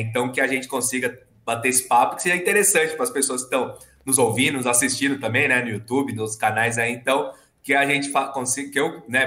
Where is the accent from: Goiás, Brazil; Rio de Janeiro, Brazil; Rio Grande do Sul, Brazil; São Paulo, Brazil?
São Paulo, Brazil; eu nasci em São Paulo, né? Na capital, moro aqui em São Paulo até hoje